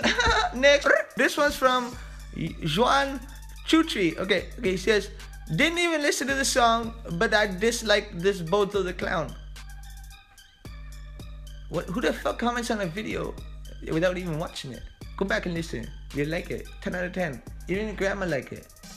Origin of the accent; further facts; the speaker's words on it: Canada; I'm Canadian